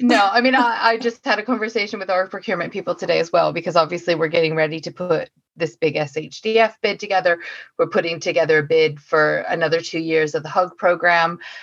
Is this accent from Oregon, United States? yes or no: yes; Oregon, United States; now in United Kingdom; I'm from Oregon.